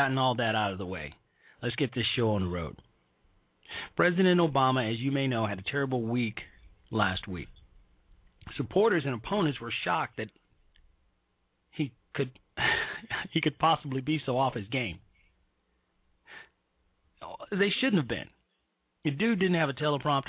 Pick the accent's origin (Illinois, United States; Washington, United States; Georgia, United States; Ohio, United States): Illinois, United States; Chicago; moved away; also born or lived in Evanston, Illinois; I'm a Chicagoan, and I grew up in the city of Chicago